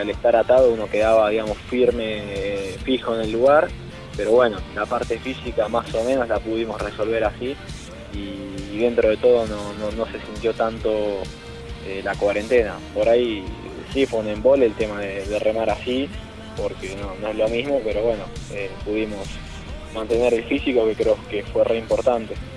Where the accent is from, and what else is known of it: Argentina